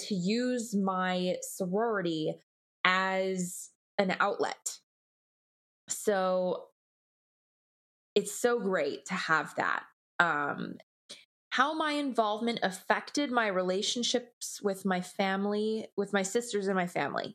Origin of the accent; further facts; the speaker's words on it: Los Angeles, California, United States; I'm born and raised in Los Angeles